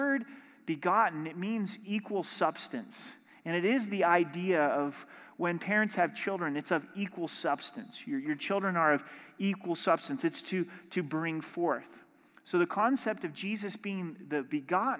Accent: Southern Oregon, United States; growing up in Southern Oregon, in my hometown, the Rogue River went right through our little town

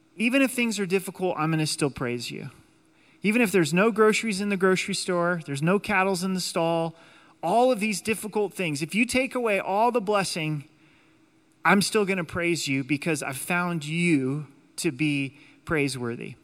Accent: United States; God has allowed us to be citizens in the United States

